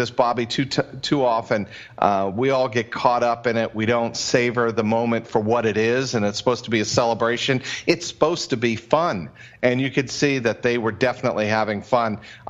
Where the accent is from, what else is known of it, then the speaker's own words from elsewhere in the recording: Cincinnati, Ohio, United States; moved away as an adult; now in Boston, United States; I come from the Midwest. I come from Cincinnati.